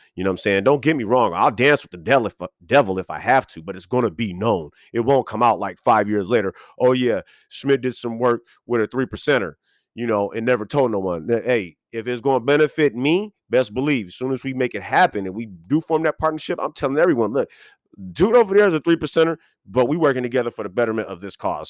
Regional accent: West Coast, United States; also born or lived in Boston, Massachusetts; I'm West Coast raised

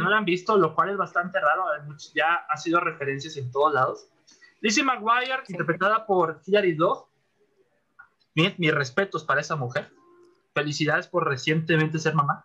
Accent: Monterrey, Nuevo León, Mexico; Monterrey, que es mi ciudad natal

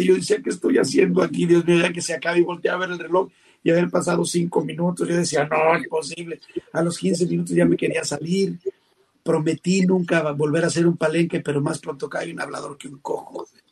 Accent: León, Guanajuato, Mexico; moved away as an adult; Yo estaba trabajando en mi tierra en León, Guanajuato

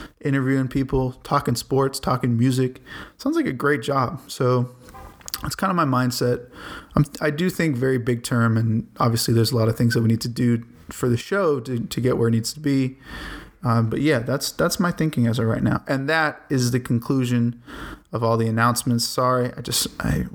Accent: Boston, Massachusetts, United States; now in Chicago, United States; when I was growing up in Boston

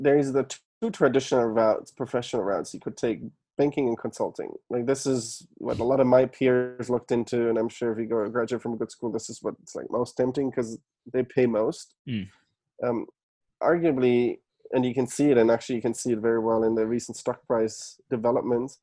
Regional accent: Germany; moved away; I was born and raised in Germany.

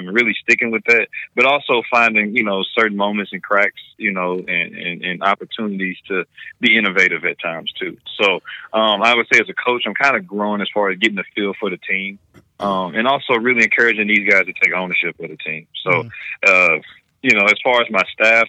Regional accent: Missouri, United States; my home state

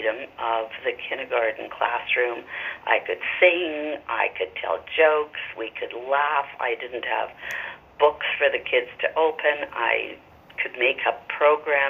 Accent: Montreal, Quebec, Canada; moved away as an adult; also born or lived in Toronto; now in Vancouver, Canada; I grew up in Montreal and went to teachers' college in Montreal. In my mid-20s, my husband and I moved out to Vancouver

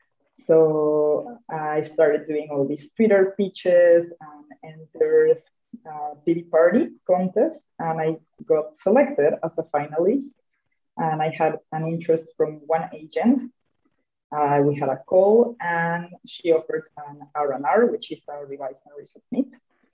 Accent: Yucatán, Mexico; I'm from Yucatan

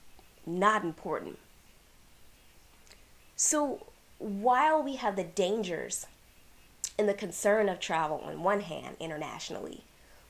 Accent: Washington, D.C. area, Prince George's County, Maryland, United States; I grew up in the Washington, D.C. area in Prince George's County

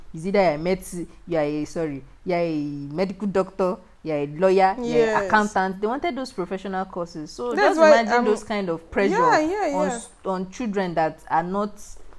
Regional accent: Ilorin, Kwara, Nigeria; But I grew up in Ilorin, my grandparents.

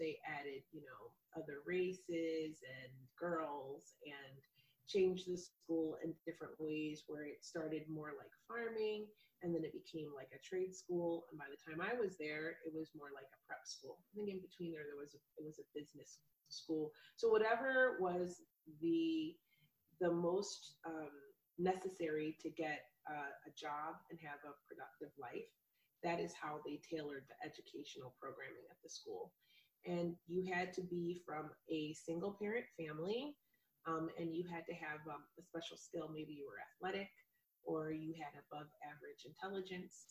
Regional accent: Hershey, Pennsylvania, United States; also born or lived in Philadelphia, Pennsylvania; now in Portland, United States; I grew up in Pennsylvania. I am from Philadelphia, but I spent most of my formative years in Hershey, Pennsylvania

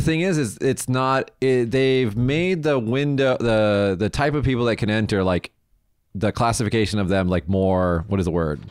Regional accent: United States; now in Japan; as an American

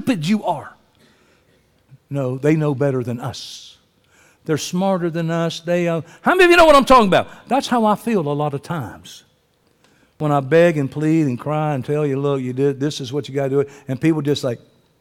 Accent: Columbus, Georgia, United States; I'm from Columbus, Georgia

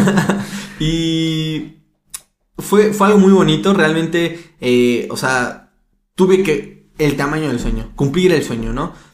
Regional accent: Mexico; soy de México

